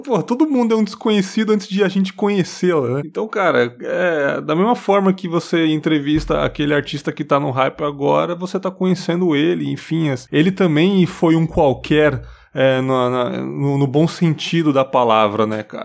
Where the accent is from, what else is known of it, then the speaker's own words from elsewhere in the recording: São Paulo, Brazil; moved away as an adult; now in Espírito Santo, Brazil; eu nasci ali, eu nasci no, Tatuapé, no hospital é. Tatuapé, é. que tava já é desativado, Cristo Rei ali. E eu fui criado até os sete anos em São Miguel Paulista